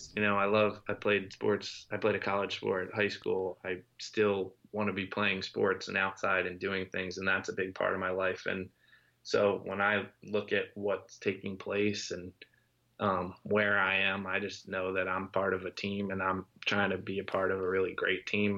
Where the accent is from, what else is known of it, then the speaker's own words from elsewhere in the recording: Lancaster, Pennsylvania, United States; he and I were high school friends and we grew up in Lancaster, Pennsylvania